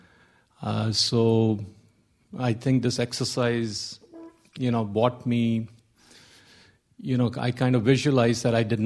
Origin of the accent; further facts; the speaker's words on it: India; moved away; I was brought up in India, so we were taught since we were kids